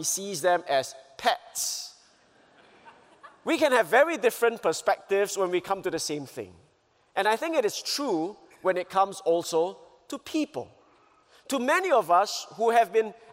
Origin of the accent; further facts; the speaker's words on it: Singapore; I come from Singapore